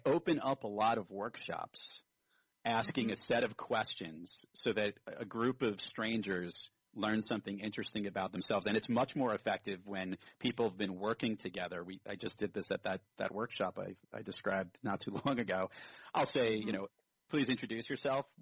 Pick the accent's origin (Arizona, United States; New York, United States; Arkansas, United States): New York, United States; New York City; also born or lived in Brooklyn, New York; I grew up in Rockaway Beach, Queens